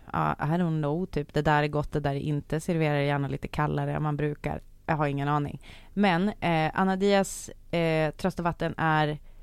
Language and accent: Swedish; Sweden; vi svenskar